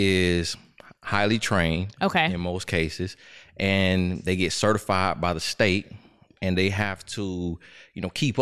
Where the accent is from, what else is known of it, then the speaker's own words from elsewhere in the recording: Florida, United States; I am raised in Polk County, Florida, but my grandmother is from Alabama.